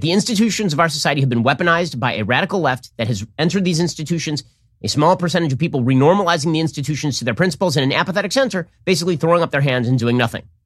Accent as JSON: {"language": "English", "country": "United States", "said": "I'm still proud to be American"}